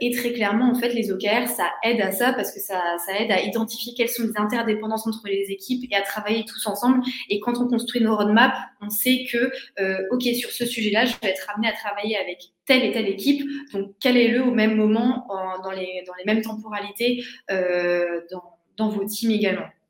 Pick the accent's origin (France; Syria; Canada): France; Metz, Grand Est; moved away; also born or lived in Marseille; je viens de Metz